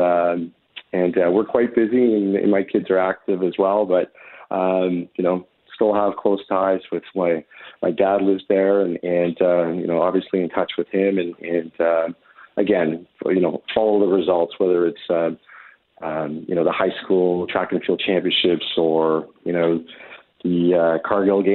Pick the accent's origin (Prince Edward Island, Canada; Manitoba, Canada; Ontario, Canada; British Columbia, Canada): Manitoba, Canada; Winnipeg; I had fantastic support from my mom and dad and my brother, growing up in Winnipeg